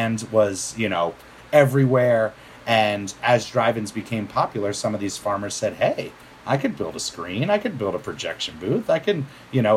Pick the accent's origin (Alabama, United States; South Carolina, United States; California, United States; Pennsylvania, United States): Pennsylvania, United States; just outside of Philadelphia; also born or lived in Bucks County, Pennsylvania; I grew up just outside of Philadelphia, born in 83